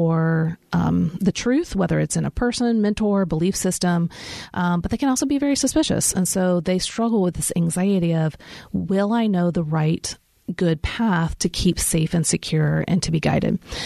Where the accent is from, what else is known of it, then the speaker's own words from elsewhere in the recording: Kansas City, United States; now in Nashville, United States; I grew up in Kansas City, so we get lots of snow